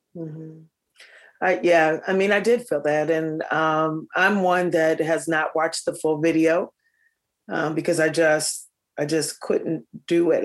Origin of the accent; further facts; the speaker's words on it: Minneapolis, Minnesota, United States; I grew up in North Minneapolis